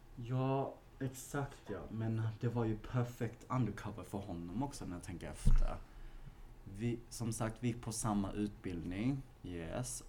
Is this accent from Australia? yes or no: no; Malmö, Skåne, Sweden; moved away as an adult; now in Stockholm, Sweden; Vi är från Malmö